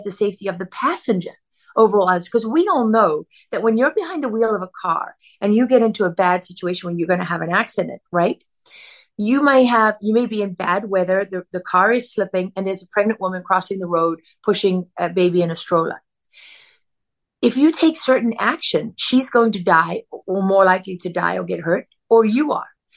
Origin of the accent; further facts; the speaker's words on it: South Africa; As a young girl growing up in South Africa